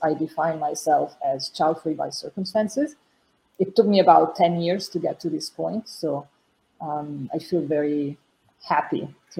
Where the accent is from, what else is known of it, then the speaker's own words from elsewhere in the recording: Italy; moved away as an adult; I'm from Italy, born and raised. I lived in different countries for the past 20 years. I'm an expat. I currently live in Quebec City, Canada.